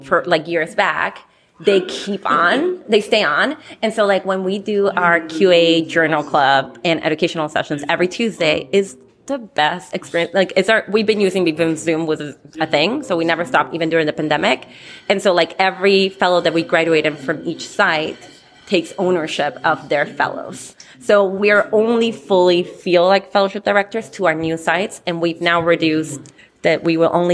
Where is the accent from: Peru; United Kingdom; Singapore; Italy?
Peru; now in Minneapolis, United States; I'm Peruvian, so not from the north.